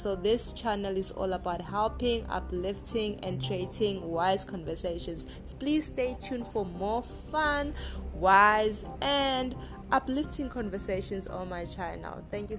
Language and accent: English; Durban, KwaZulu-Natal, South Africa; I'm 24 years of age. I'm from South Africa, KZN in Durban.